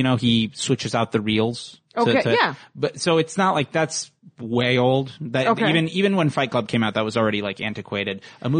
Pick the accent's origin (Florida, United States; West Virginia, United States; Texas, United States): Florida, United States; Fort Lauderdale; moved away; I'm from Florida.